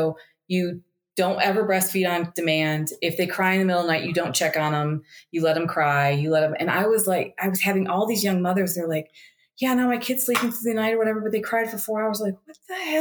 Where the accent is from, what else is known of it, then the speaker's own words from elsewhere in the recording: United States; moved away; being an American